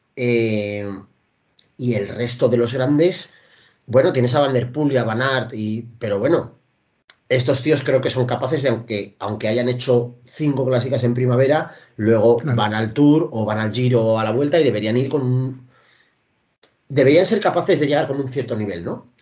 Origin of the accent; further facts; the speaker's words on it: Parvallón, Cantabria, Spain; El boquerón de Parvallón, que es mi pueblo originario